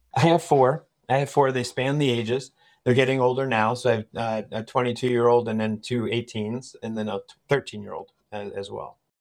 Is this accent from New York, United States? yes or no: no; Annville, Pennsylvania, United States; also born or lived in Philadelphia / Durham, North Carolina; So, I grew up in this area. I grew up in Anvil